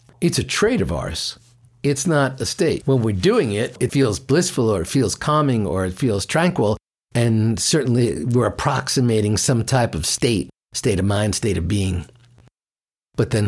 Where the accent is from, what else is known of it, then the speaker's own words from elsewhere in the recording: New York, United States; I'm from New York